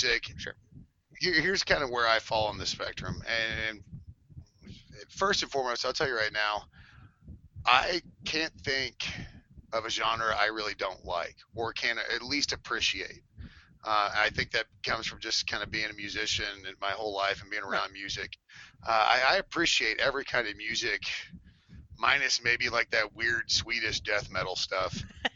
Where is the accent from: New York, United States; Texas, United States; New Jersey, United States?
Texas, United States; I was growing up in Texas